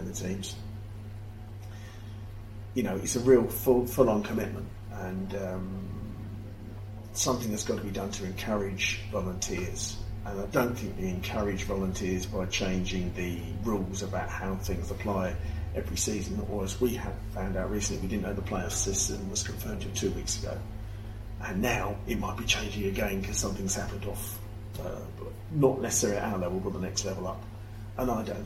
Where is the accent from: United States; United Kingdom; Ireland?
United Kingdom; Rainham, South East England; moved away; also born or lived in Gillingham / Margate; I'm born and bred in Raynham in Kent, which is part of the Medway Towns